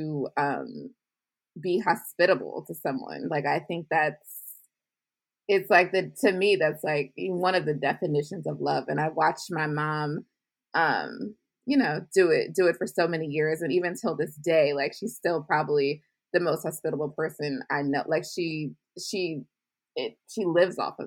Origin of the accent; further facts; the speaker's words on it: Baltimore County, Maryland, United States; also born or lived in Washington, D.C.; But I was raised in the suburbs of Maryland, Baltimore County, to be exact